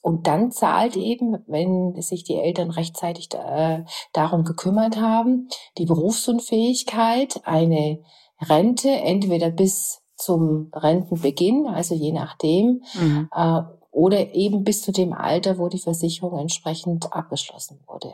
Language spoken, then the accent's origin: German; Germany; bei uns in Deutschland